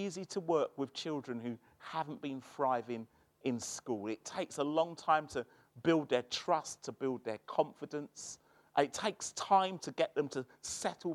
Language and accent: English; London, United Kingdom; moved away as an adult; now in Birmingham, United Kingdom; I'm from South London